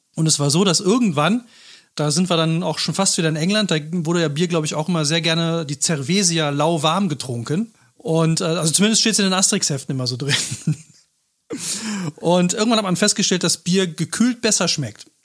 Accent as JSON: {"language": "German", "town": "Cologne", "region": "North Rhine-Westphalia", "country": "Germany", "said": "ich bin ja selber Rheinländer, Kölner"}